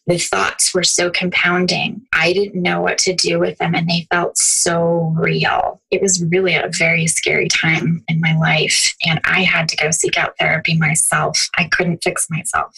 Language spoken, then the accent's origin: English; Youngstown, Ohio, United States; I'm from the um, Youngstown Warren area